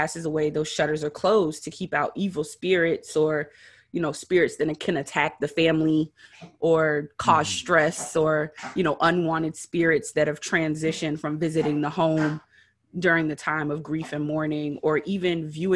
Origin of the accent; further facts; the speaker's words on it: Beaufort, South Carolina, United States; now in Georgia, United States; I am from Beaufort, South Carolina, which is basically the hub of the Geechee and Gullah culture